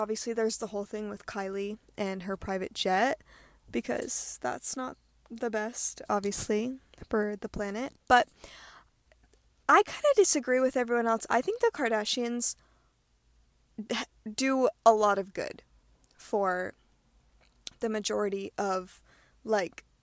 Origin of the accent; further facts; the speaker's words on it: Rhode Island, United States; moved away as an adult; also born or lived in Hawaii; I am born and raised in Rhode Island, the smallest state in the United States.